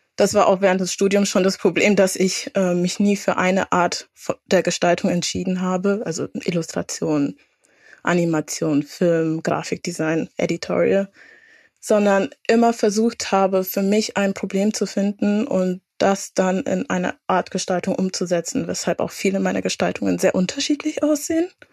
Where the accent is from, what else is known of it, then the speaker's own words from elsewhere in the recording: Franconia, Bavaria, Germany; moved away as an adult; also born or lived in Würzburg / Bremen; now in Hamburg, Germany; als Fränkin